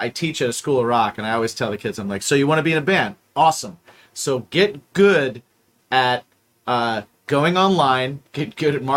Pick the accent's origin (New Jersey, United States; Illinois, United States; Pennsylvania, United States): Illinois, United States; just south of Chicago; now in New York, United States; I grew up just south of Chicago